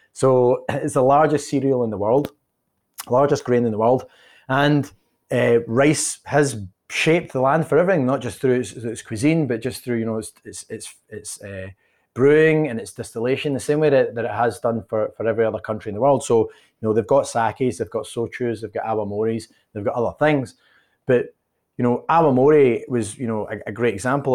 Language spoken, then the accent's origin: English; Dumbarton, Scotland, United Kingdom; moved away as an adult; now in United States; I grew up in a town called Dumbarton